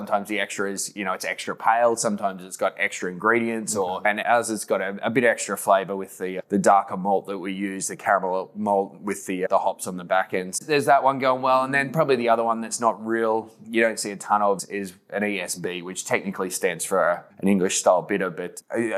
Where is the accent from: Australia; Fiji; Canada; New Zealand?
Australia; moved away as an adult; now in Baltimore, United States; from Australia